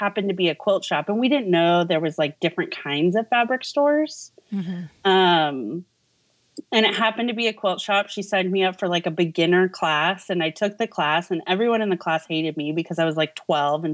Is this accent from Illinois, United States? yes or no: no; Los Angeles, California, United States; moved away as an adult; also born or lived in Santa Monica / Thousand Oaks; now in Kansas City, United States; I was born and raised in Los Angeles